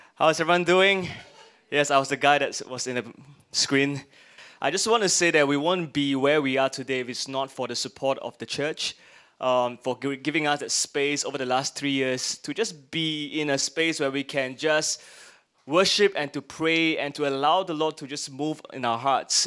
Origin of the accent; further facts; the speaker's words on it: Singapore; we are Singaporeans. I'm glad I'm Singaporeans and I get the perks of being a Singaporean